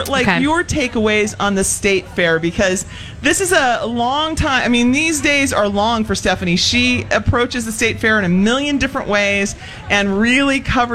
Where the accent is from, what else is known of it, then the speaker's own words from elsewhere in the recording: San Diego, California, United States; also born or lived in Texas; now in Minnesota, United States; I grew up in San Diego with things like crispy shredded beef tacos